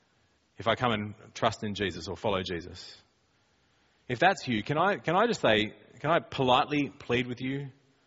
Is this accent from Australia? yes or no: yes; Australia; we're from Australia and we speak like that.